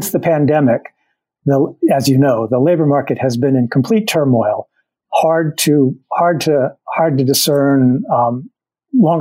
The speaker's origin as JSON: {"language": "English", "town": "Drexel Hill", "region": "Pennsylvania", "country": "United States", "tie": "born or raised there", "said": "I grew up in Delaware County as well, just outside Philadelphia in Drexel Hill, which is in Upper Darby Township"}